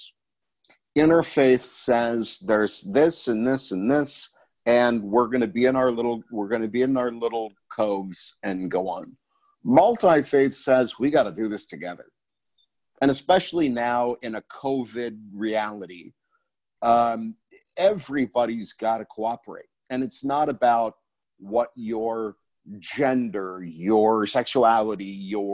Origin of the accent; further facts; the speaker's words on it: Scranton, Pennsylvania, United States; I come from Scranton, Pennsylvania